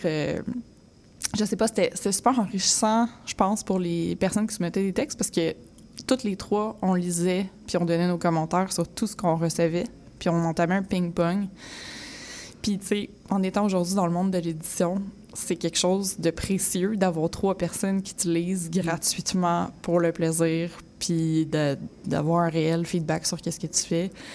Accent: Mirabel, Quebec, Canada; moved away as an adult; also born or lived in Laval / Montreal; je viens de Mirabel, je viens de Saint-Janvier, j'ai grandi là

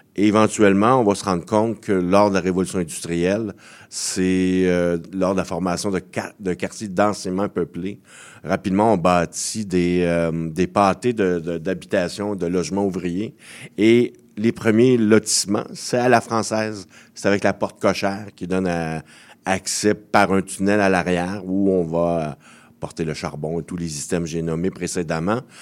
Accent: Montreal, Quebec, Canada; je suis né à Montréal-Nord

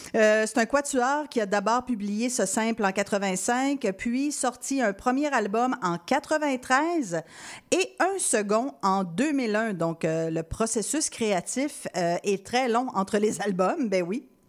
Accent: Quebec City, Quebec, Canada; je viens de Québec

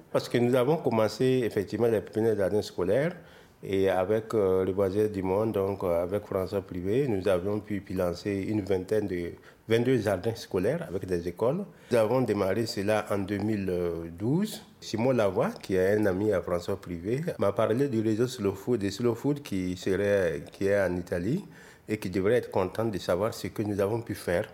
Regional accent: Burkina Faso

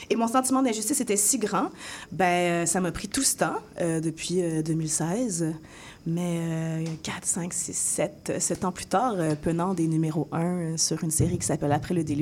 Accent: France; also born or lived in Africa; now in Canada; Moi, étant donné que j'ai grandi aussi en France et en Afrique, où est-ce que c'est très, c'est très ouvert

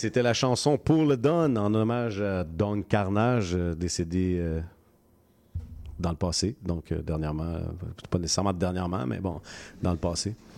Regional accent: Montreal, Quebec, Canada; j'ai grandi à Rivière des Prairies

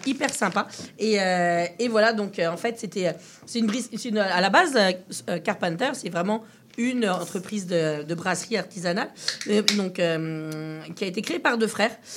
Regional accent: Quebec, Canada; chez nous au Québec

